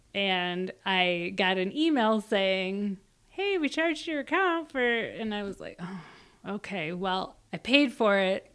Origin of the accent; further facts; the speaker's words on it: Minnesota, United States; I'm from Minnesota.